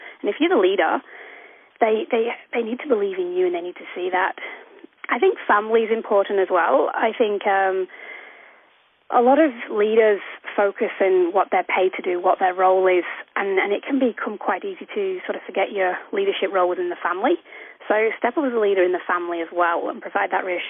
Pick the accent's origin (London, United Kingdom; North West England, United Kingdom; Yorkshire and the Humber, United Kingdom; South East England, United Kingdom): North West England, United Kingdom; Manchester; moved away as an adult; also born or lived in Wolverton Station, Queensland, Australia; now in Cape York, Australia; I grew up in Manchester, North Manchester, over in the UK.